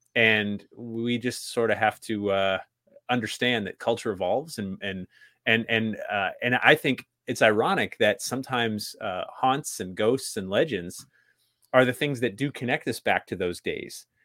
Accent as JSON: {"language": "English", "region": "New England", "country": "United States", "tie": "born or raised there", "said": "I grew up in New England"}